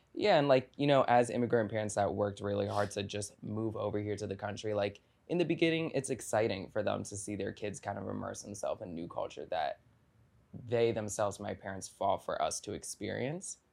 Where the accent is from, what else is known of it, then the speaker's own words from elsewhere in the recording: Washington, District of Columbia, United States; now in Brooklyn, United States; I'm 25 years old and I'm from Washington, D.C., and I now live here in Brooklyn